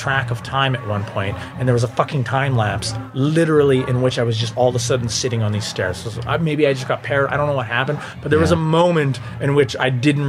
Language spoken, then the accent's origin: English; Timmins, Ontario, Canada; Timmins. North of Timmins.